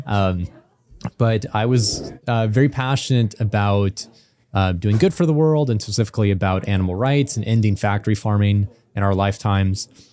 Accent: Illinois, United States; I grew up in Illinois in the U S

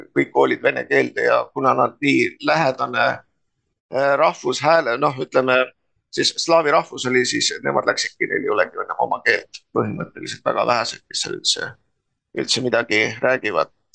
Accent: near Tallinn, Harju County, Estonia; ma olen sündinud Puusalus, Tallinna ligidal. noh, meie põhimõtteliselt oli sajaprotsendiliselt eestikeelne alevik

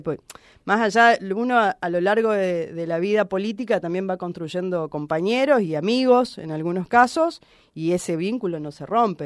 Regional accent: Reconquista, Santa Fe, Argentina; Reconquista es el, lugar donde yo nací, crecí, elegí para vivir toda mi vida

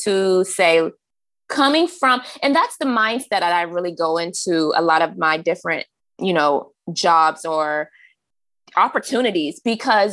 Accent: Maryland, United States; also born or lived in New York; I'm from Maryland and I have ties to the South through my dad's family, the North through my mother's family

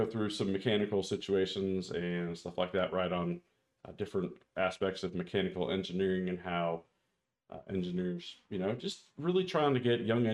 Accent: Anaheim, California, United States; I grew up in Southern California

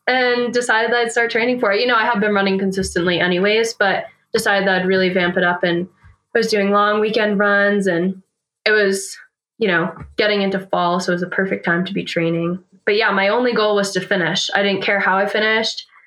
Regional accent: New Hampshire, United States; moved away as an adult; now in Fort Collins, United States; I grew up in New Hampshire, um, so East Coaster

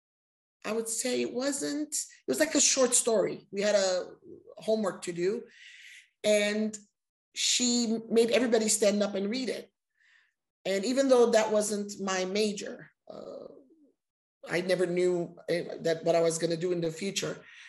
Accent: Los Angeles, California, United States; I was raised here in Los Angeles, and I'm very happy that I was raised here

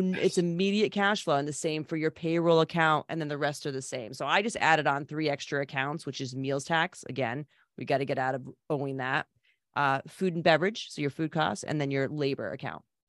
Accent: Old Saybrook, Connecticut, United States; born and raised in Old Sabre, Connecticut.

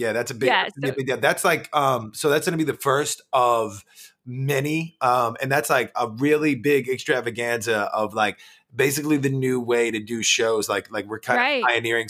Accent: New York, United States; moved away as an adult; also born or lived in Brooklyn; now in Kansas City, United States; Growing up near New York City

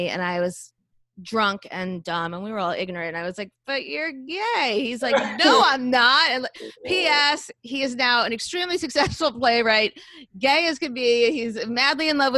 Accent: Boca Raton, Florida, United States; now in Long Island, United States; I grew up in Boca Raton, Florida

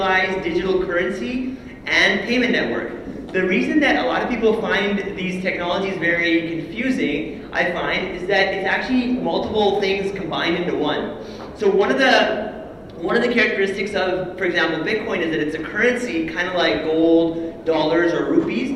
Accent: Canada; So I was born and raised in Canada.

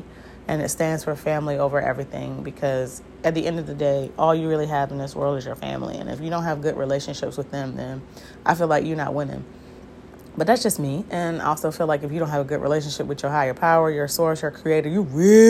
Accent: Hampton Roads, Virginia, United States; I'm originally from the Southampton Roads area in Virginia, which are the seven cities.

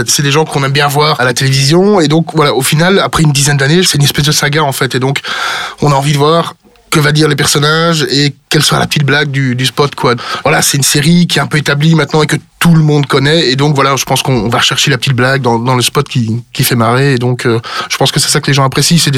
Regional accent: Brussels, Brussels-Capital Region, Belgium; accent: Brussels; Mais je suis bruxellois, donc je suis pas du tout wallon ou liégeois, donc euh, donc non non, moi je suis plutôt euh, je suis plutôt biscuit.

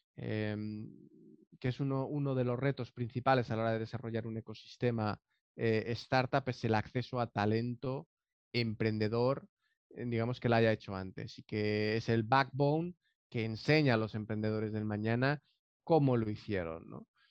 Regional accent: Valencia, Valencian Community, Spain; born or raised there; moved away as an adult; now in San José del Cabo, Mexico

